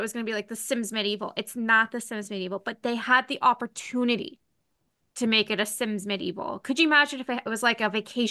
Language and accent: English; Ontario, Canada